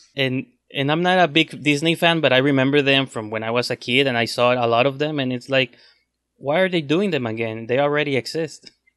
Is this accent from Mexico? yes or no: yes; Mexico; English is a second language; I'm from Mexico